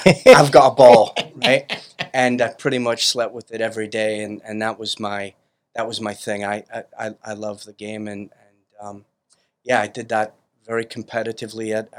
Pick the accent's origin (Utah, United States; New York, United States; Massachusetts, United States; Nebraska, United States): New York, United States; Brooklyn; now in Staten Island, United States; But I was born in Bay Ridge, Brooklyn, 74th Street, 5th Avenue. Our Lady of Angels student.